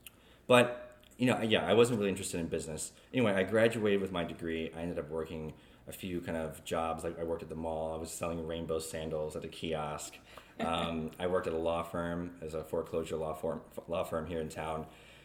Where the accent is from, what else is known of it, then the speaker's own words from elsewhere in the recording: Jacksonville, North Carolina, United States; also born or lived in California, United States / Okinawa, Japan; So I was born in California, lived there for 2 years, moved to Japan, Okinawa, Japan. Lived there for 6 years and then moved to Jacksonville, North Carolina.